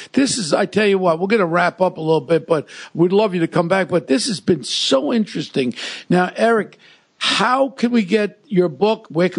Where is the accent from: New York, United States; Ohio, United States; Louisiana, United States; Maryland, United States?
New York, United States; New York City; I grew up in Ozone Park with Gotti and Scopo and all these characters with Paul Savino.